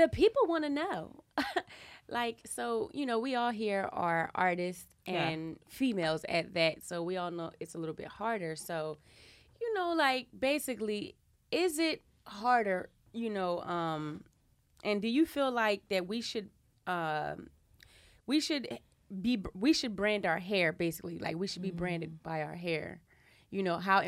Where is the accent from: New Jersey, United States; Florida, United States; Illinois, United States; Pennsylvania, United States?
New Jersey, United States; Camden; I'm from Camden, New Jersey